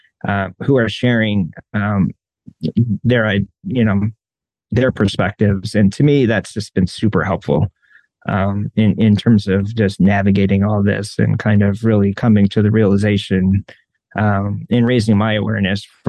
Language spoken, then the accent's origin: English; New York, United States; moved away; I grew up in New York and we had a like Catholic influence.